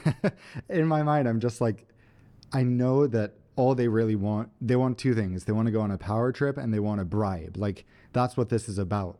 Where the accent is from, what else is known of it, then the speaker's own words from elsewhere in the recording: Sweden; we're from Sweden.